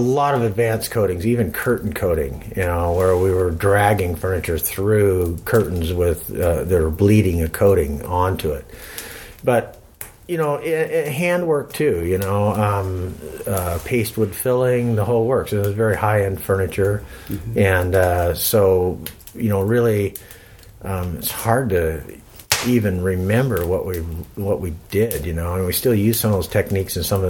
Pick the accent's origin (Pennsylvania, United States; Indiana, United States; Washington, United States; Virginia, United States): Washington, United States; Seattle; also born or lived in West Coast; Well, I grew up pretty much all around the West Coast. Wherever a hydroelectric dam was being built, my father was probably involved in it. So we traveled in a trailer. We lived in a trailer until we arrived in Seattle in about 65.